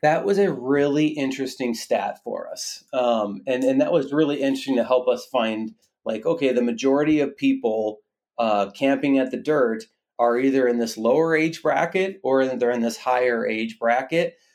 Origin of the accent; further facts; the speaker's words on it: Minnesota, United States; myself and my co-founder, my wife, we're both from Minnesota